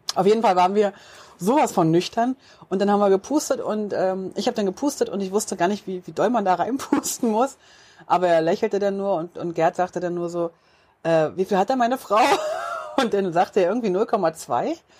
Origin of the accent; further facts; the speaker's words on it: Switzerland; Wir kommen aus der Schweiz und da ist es schon richtig, richtig schön